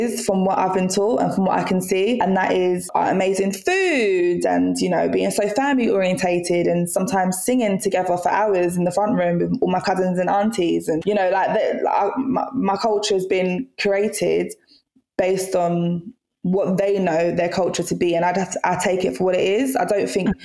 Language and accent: English; Jamaica; I come from Jamaica